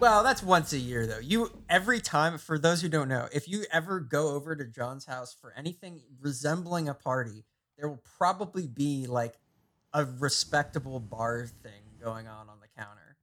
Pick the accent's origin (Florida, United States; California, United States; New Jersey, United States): New Jersey, United States; growing up in New Jersey